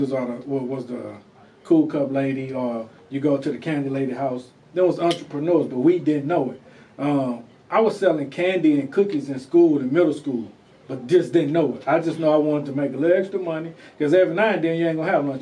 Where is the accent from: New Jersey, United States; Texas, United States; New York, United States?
Texas, United States; Houston; From Houston. Born and raised in Houston.